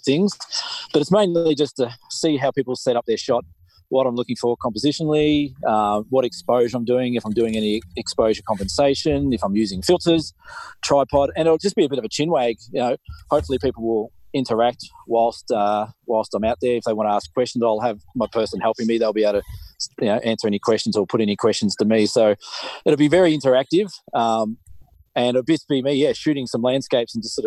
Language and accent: English; Victoria, Australia; now in Tasmania, Australia; I'm from Victoria originally